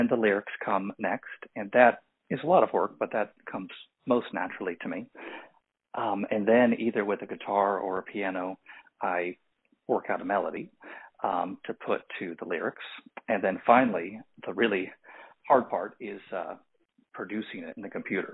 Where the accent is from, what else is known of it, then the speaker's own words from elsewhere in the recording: Santa Barbara, California, United States; moved away as an adult; now in Los Angeles, United States; I'm originally from Santa Barbara, California. And then after college, I moved to Los Angeles, and I've lived here my entire adult life.